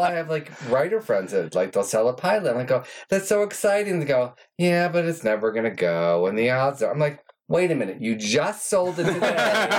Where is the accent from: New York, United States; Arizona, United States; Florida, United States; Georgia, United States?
New York, United States; moved away; I came out here from New York and I thought, oh, I had to be jaded and sarcastic and all that stuff.